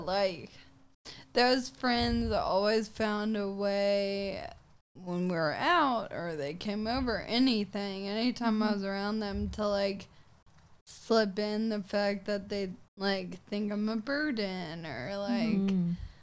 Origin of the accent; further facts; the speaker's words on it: Franklin, United States; I'm from Franklin